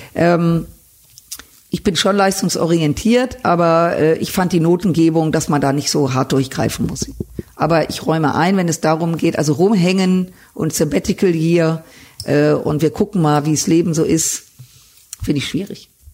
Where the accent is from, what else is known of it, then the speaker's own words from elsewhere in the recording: Düsseldorf, North Rhine-Westphalia, Germany; Ich bin in Düsseldorf geboren, aufgewachsen